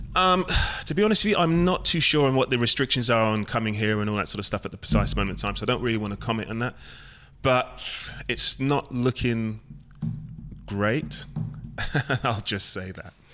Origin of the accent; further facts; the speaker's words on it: London, United Kingdom; where I was brought up in London, it's not too far from Watford